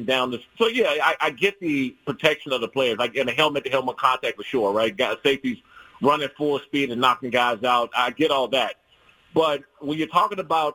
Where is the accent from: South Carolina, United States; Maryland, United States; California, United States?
Maryland, United States; Prince George's County, DMV area; I grew up in the Prince George's County and DMV area